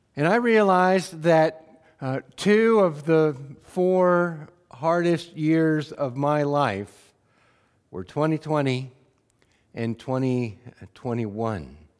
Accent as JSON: {"language": "English", "area": "Wheatland County", "region": "Montana", "country": "United States", "tie": "born or raised there", "said": "I had the, the privilege of growing up in Wheatland County, Montana"}